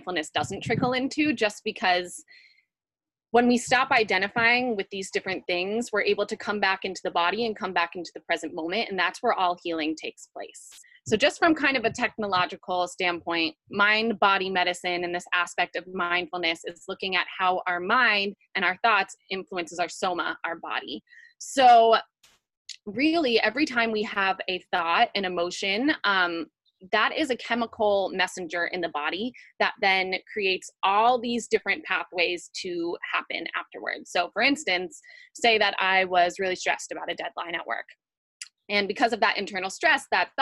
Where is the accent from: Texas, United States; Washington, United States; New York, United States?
New York, United States; moved away as an adult; now in California, United States; I left my hometown in New York. I moved to California